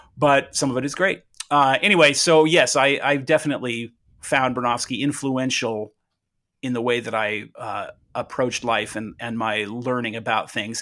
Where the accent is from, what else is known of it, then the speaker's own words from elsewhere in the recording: Southern California, United States; I was born in Southern California in nineteen seventy-six.